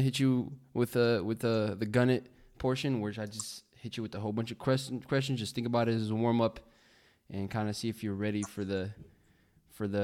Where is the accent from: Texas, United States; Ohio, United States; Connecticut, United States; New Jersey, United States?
Connecticut, United States; Bridgeport; I'm from Bridgeport